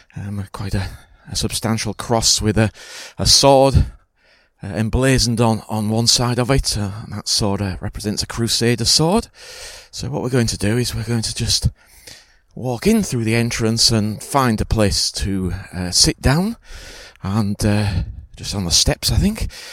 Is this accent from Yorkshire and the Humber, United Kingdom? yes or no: yes; near Hull, Yorkshire and the Humber, United Kingdom; I grew up in East Yorkshire, a little village on the outskirts of Hull